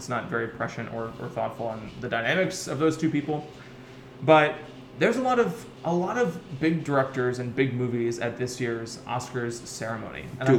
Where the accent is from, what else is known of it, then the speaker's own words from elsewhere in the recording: Ohio, United States; moved away; growing up in the Midwest